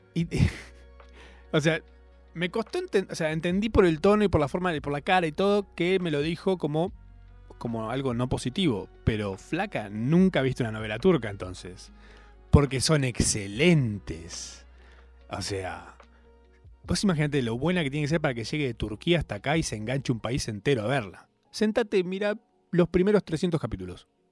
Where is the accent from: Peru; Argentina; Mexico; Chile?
Argentina; nos define como argentinos